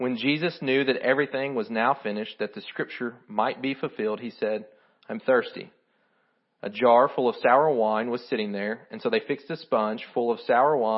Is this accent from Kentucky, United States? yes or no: yes; Kentucky, United States; I'm from Kentucky. My English isn't great